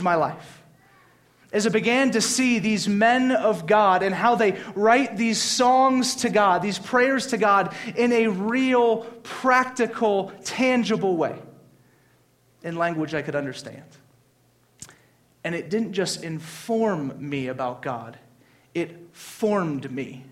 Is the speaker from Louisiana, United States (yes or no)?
yes; Louisiana, United States; I grew up in Louisiana. There's a church every other block